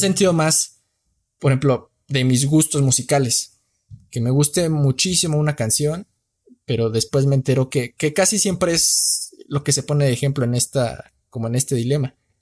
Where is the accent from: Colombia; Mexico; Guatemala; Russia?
Mexico; morenito, soy mexicano